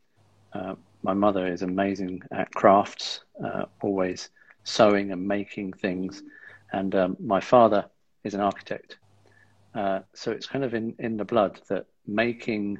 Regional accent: East Sussex, South East England, United Kingdom; I grew up in East Sussex, with South Downs on our doorstep

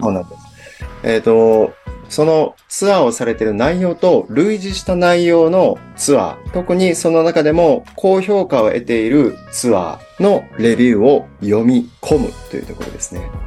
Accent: Osaka, Japan; 僕大阪出身

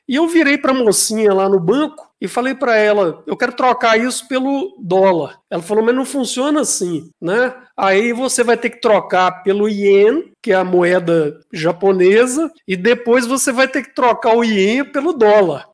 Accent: Brazil; sou brasileiro

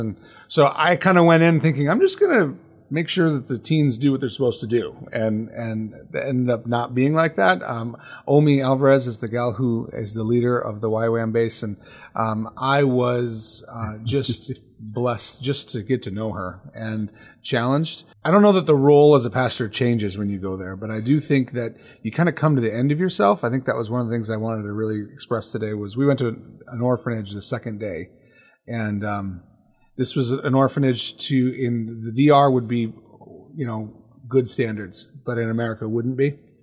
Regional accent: United States; as American believers

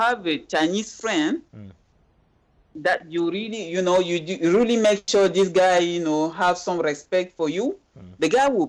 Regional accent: Cameroon; now in Kuala Lumpur, Malaysia; here in KL, I will hang out with Cameroonians, with other Cameroonians.

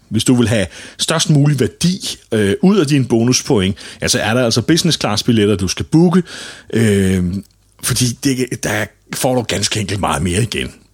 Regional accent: Denmark; Og her er vi danskere langt bagud

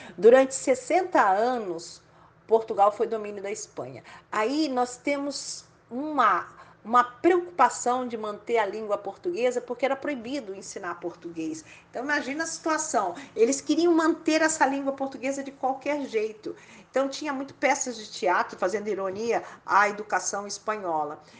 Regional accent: Brazil

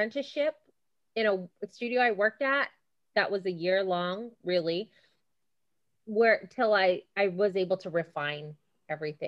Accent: Hawaii, United States; Alana and I grew up in Hawaii. We're from Hawaii. I'm still here.

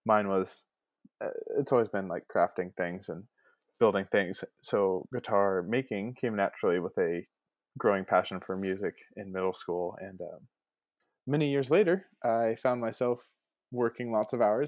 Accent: Ventura, California, United States; I'm from beautiful Ventura, California.

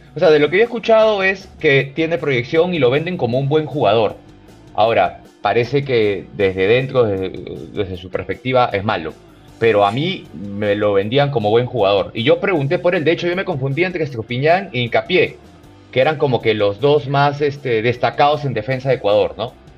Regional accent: Peru; soy peruano

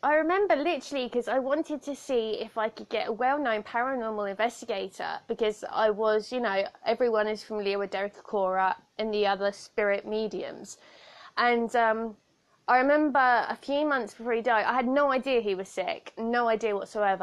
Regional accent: Southampton, South East England, United Kingdom; accent: weird accent; I have a weird accent because I was raised by someone that um, is from like the outskirts of London. I come from Southampton, so our accents are slightly different

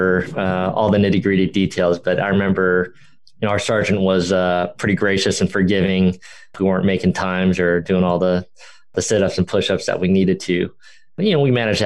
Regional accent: Los Angeles, California, United States; moved away as an adult; also born or lived in Boston; growing up in Dodger Town

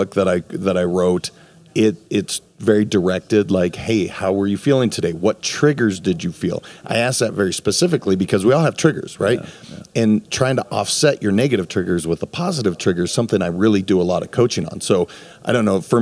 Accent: Montana, United States; now in Florida, United States; I'm from Montana originally, so this is like my backyard that I grew up with.

